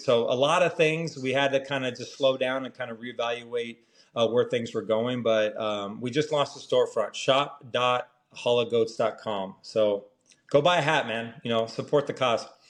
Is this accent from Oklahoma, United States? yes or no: no; Orange County, California, United States; I'm from Orange County